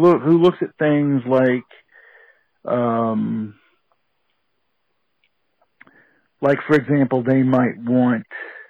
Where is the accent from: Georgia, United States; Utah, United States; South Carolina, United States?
Georgia, United States; DeKalb County; I grew up in DeKalb County. I went to school in northern DeKalb County